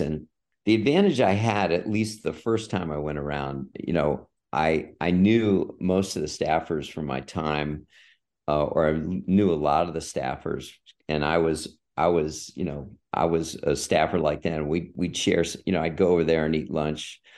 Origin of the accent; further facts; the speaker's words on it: San Diego, California, United States; moved away as an adult; I grew up in San Diego.